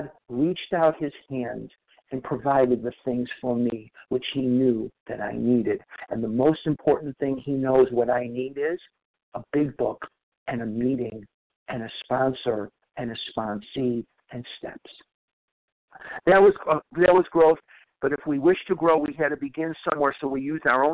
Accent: Chicago, Illinois, United States; now in Scottsdale, United States; I live in Scottsdale, Arizona now, but I was born and raised in Chicago, Illinois.

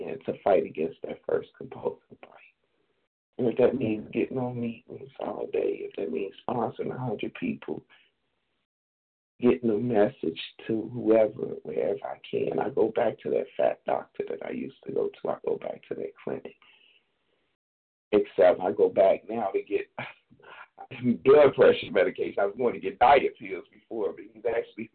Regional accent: Chicago, Illinois, United States; I was born in Chicago

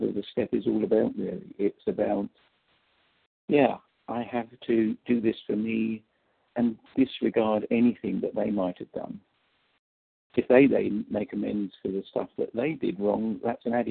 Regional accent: England, United Kingdom; now in St. Louis, United States; from St. Louis, and I apologize, you can't understand me, but I'm originally from England

